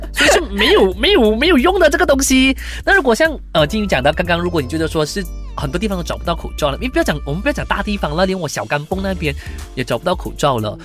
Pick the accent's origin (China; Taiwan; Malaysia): Malaysia; 其实我马来西亚人